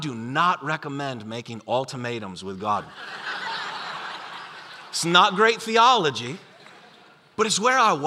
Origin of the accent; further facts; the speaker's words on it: Buffalo, New York, United States; the church that I grew up in Buffalo, New York